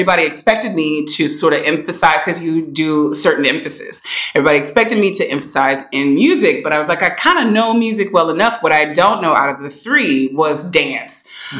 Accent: La Marque, Texas, United States; So many years ago, I was born and raised in Lamarck, Texas, which is down by Galveston, Houston area.

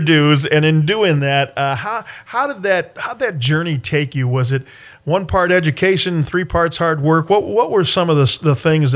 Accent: Washtenaw County, Michigan, United States; I grew up in Washtenaw County, and my folks were from Jackson County

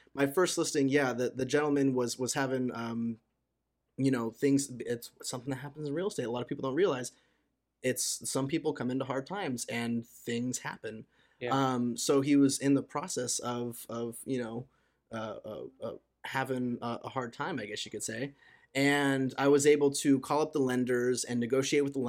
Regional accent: Torrance, California, United States; I grew up in Torrance, California

